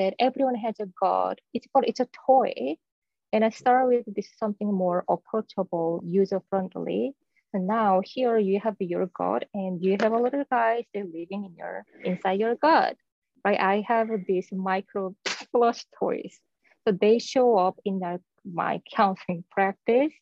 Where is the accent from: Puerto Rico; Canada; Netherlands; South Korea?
South Korea; moved away; I was born and raised in South Korea